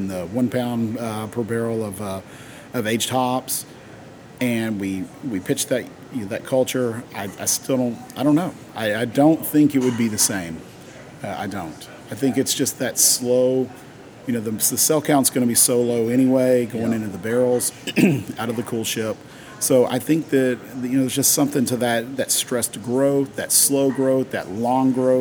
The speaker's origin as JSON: {"language": "English", "region": "East Tennessee", "country": "United States", "tie": "born or raised there", "said": "I grew up in East Tennessee"}